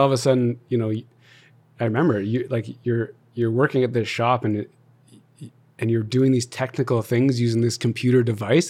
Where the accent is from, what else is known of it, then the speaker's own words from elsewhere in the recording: Calgary, Alberta, Canada; also born or lived in Toronto; born and raised in Calgary, everything's here